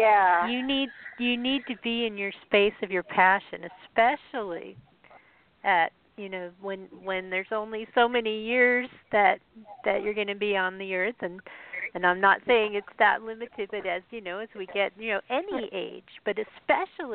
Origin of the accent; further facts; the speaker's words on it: Colorado, United States; I'm from Colorado